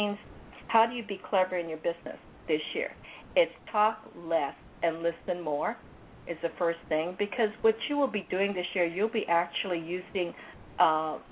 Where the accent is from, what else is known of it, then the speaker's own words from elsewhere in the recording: Hawaii, United States; also born or lived in California; now in Anaheim, United States; I come from Hawaii, I use that because that's where I was born